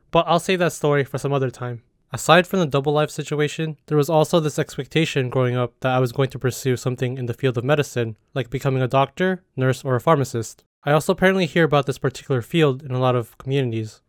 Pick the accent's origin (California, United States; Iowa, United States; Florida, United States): California, United States; growing up as a Filipino-American in the United States, specifically in the state of California